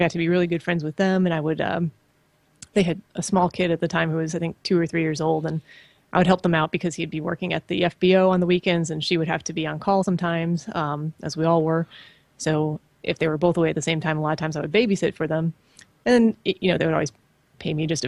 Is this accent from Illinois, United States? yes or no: yes; just outside of Chicago, Illinois, United States; I grew up in just outside of Chicago